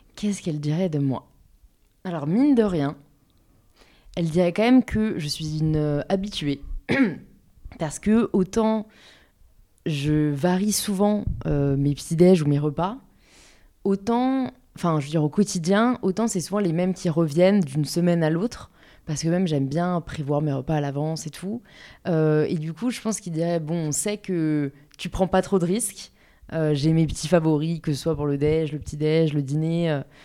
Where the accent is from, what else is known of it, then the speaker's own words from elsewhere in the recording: Paris, Île-de-France, France; j'ai grandi à Paris, euh, born and raised, euh, dans le 15e arrondissement